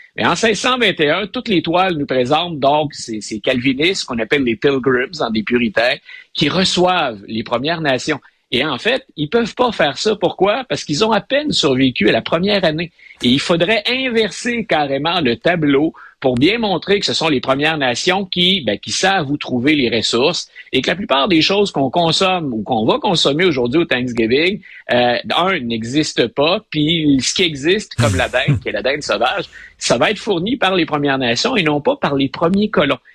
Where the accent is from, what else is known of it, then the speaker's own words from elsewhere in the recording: Quebec, Canada; notre famille, nous, c'est faut visiter le Québec pour couvrir tout le monde